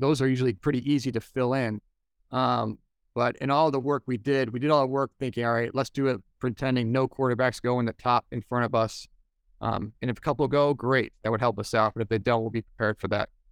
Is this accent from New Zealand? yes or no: no; Buffalo, New York, United States; moved away; I grew up in Buffalo